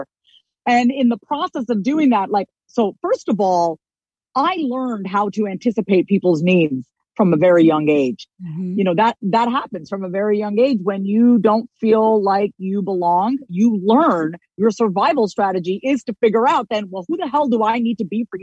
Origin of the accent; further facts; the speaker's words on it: Long Island, New York, United States; my childhood growing up on Long Island, New York